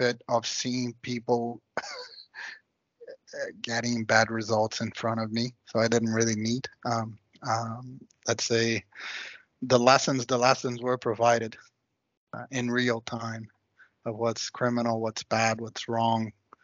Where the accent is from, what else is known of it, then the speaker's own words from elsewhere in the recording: Rio de Janeiro, Brazil; I grew up in Copacabana, which is sort of the heart of Rio